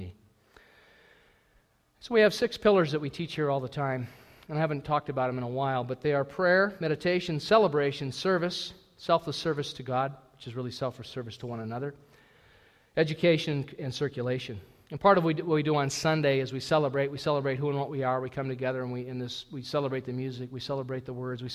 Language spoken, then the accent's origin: English; United States; moved away as an adult; I'm an American